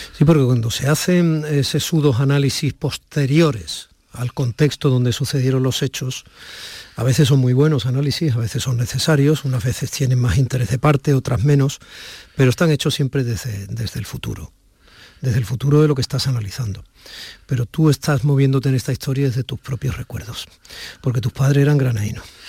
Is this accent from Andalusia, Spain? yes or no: no; Barakaldo, Basque Country, Spain; moved away; yo nací en Cruces